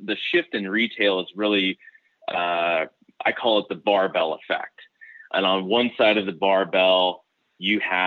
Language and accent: English; Kansas City, Missouri, United States; I'm from Kansas City, Missouri, where, you know, you can get across town in 15 minutes